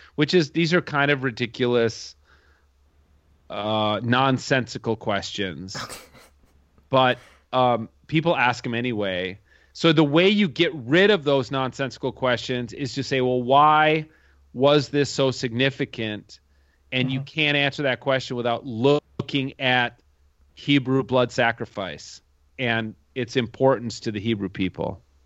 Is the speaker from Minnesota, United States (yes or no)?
yes; suburb of Minneapolis, Minnesota, United States; I grew up here in Minnesota, in, in the same town I live in now. Uh, it's a suburb of Minneapolis